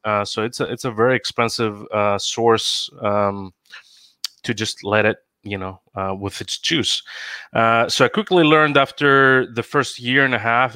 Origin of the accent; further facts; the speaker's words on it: Greece; moved away as an adult; now in Seattle, United States; I live in the US, born and raised in Greece, came here for uh, school, landed a job